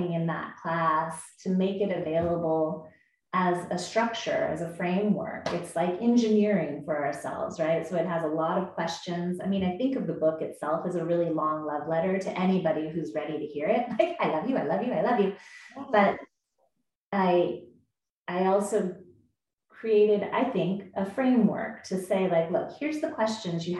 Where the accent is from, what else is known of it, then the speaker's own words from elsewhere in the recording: United States; I was born in the States in this body for a reason. I'm a white woman and I'm in San Diego